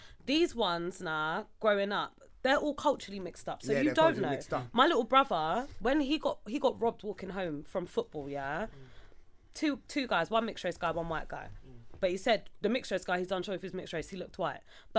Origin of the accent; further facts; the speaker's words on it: London, United Kingdom; I'm from Izzeton as well